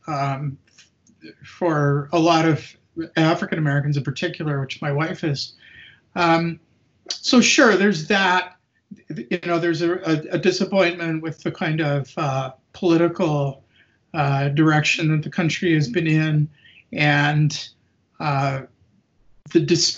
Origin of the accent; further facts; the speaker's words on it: Winnipeg, Manitoba, Canada; also born or lived in New York City, United States; now in Hamilton, Canada; I was born in Winnipeg, Canada